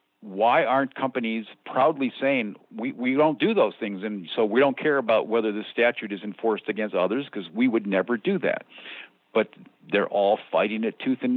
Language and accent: English; United States; I'm the American